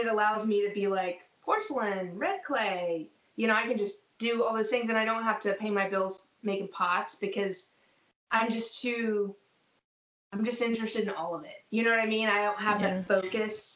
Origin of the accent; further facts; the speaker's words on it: Durham, North Carolina, United States; I grew up in Durham, North Carolina